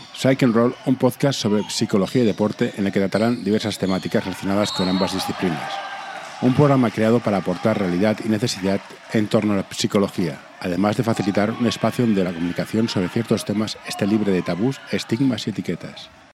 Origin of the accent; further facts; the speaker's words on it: Barcelona, Catalonia, Spain; Yo soy de capital, yo soy de Barcelona, capital